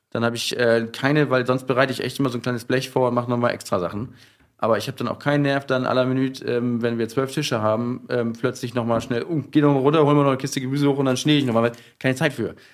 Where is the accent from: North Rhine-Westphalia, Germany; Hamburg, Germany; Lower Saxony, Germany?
Hamburg, Germany; moved away as an adult; now in Berlin, Germany; ich bin ja aus Hamburg